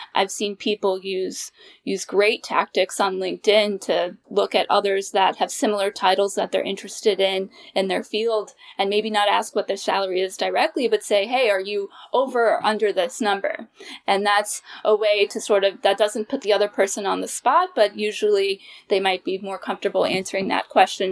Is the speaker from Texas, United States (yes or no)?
no; New York, United States; moved away as an adult; now in Washington, D.C. area, United States; I'm originally from New York, and I'm a proud New Yorker, but I knew that I wanted to live in the D C area